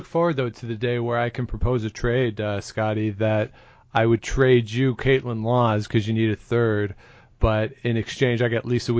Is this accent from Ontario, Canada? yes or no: no; Saskatchewan, Canada; I'm from Saskatchewan.